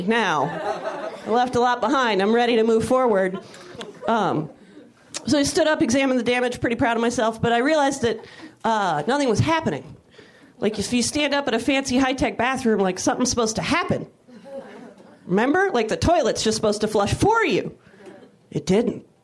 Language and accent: English; Napa, California, United States; also born or lived in San Francisco, California; now in Los Angeles, United States; I grew up not far from SF. I grew up in Napa, California